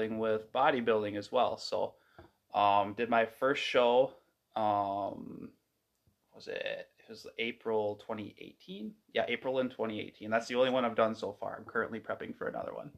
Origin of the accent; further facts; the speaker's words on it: Stanley, Wisconsin, United States; I am from Stanley, Wisconsin, just kind of the middle of nowhere, kind of by Eau Claire.